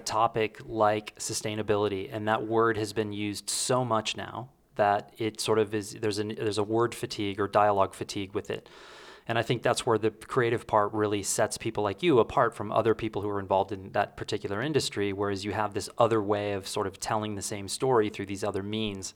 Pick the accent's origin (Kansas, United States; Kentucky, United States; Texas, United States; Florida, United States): Texas, United States; moved away; remember in high school, At one point, I can remember paying sixty-five cents a gallon for gas in Texas